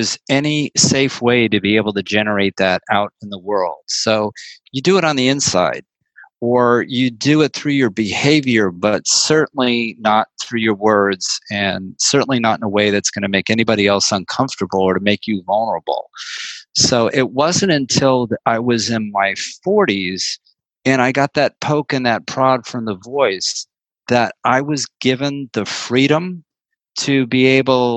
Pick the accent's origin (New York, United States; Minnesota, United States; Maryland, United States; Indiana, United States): New York, United States; New York City; also born or lived in Woodstock, New York; now in San Francisco, United States; growing up in New York City in the 60s and the 70s was just the most extraordinary petri dish imaginable